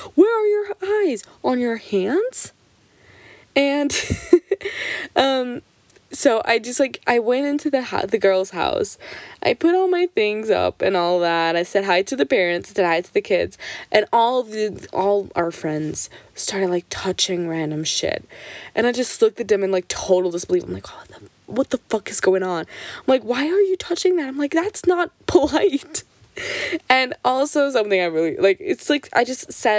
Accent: Switzerland; I'm Portuguese. My parents are both Portuguese, but I was born and raised in Switzerland. I never lived in Portugal

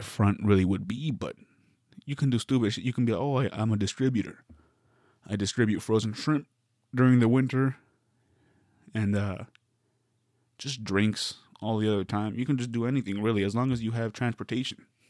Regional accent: Arizona, United States; now in Southern California, United States; I'm a Coyotes fan 'cause I'm from Arizona

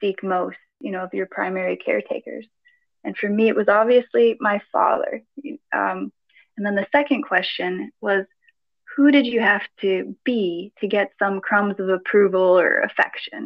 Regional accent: Greece; I grew up in Greece, with a Greek father and an American mother

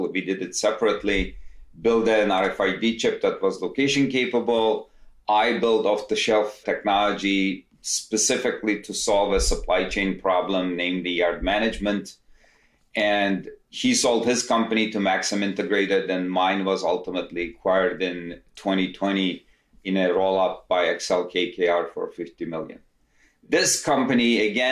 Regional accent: Istanbul, Turkey; moved away as an adult; now in United States; I'm originally from Istanbul, Turkey, came to US, did my undergrad

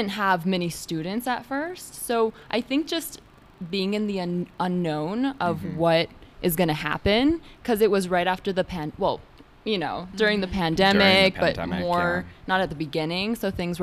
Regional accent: Albuquerque, New Mexico, United States; here in Albuquerque, back in my hometown

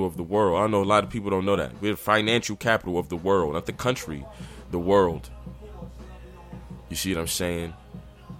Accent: New York City, New York, United States; I take pride being a New Yorker.

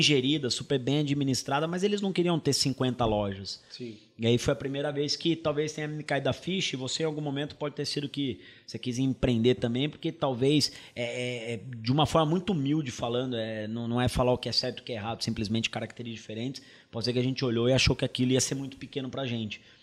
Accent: interior of São Paulo, Brazil; moved away as an adult; also born or lived in England; now in São Paulo, Brazil; Meu pai é sócio com meu tio de um supermercado no interior de São Paulo, onde eu nasci, fui, fui criado, e depois mudei para São Paulo para poder fazer faculdade

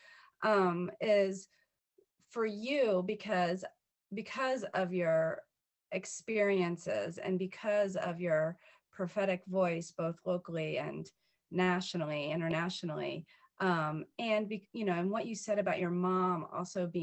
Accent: Washington, District of Columbia, United States; I'm from the Washington, D.C. metro area. I was born and raised.

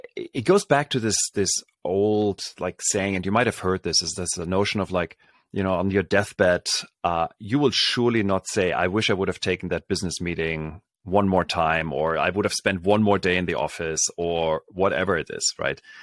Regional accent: Berlin, Germany; moved away; I grew up in Germany, so this is, uh, back in Berlin

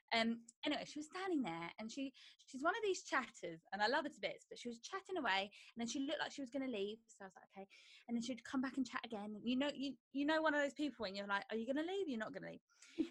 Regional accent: Croydon, London, United Kingdom; I'm from Croydon

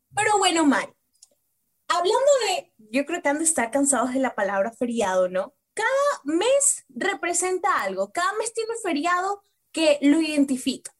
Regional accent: Ecuador; Nosotros como ecuatorianos

